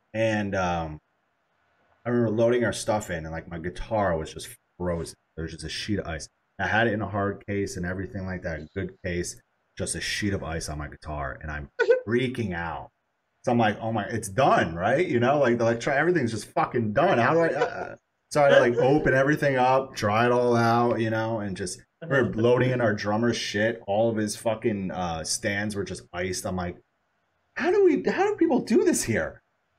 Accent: Chicago, Illinois, United States; moved away; yeah, I'm from Chicago originally.

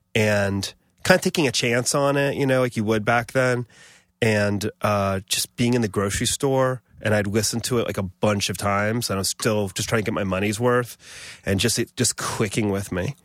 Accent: Columbus, Ohio, United States; moved away as an adult; also born or lived in Buffalo / Los Angeles; now in New York, United States; my dad worked at the university, and I grew up in Columbus.

